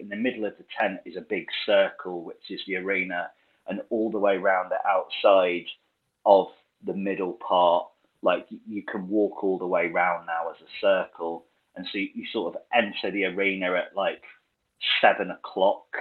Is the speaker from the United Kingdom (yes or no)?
yes; United Kingdom; as a Brit